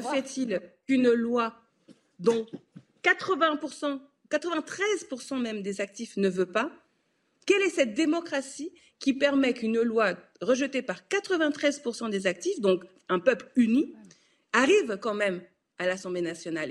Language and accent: French; France; en tant que Français